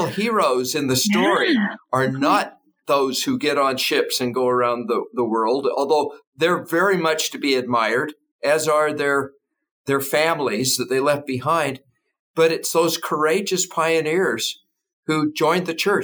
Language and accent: English; United States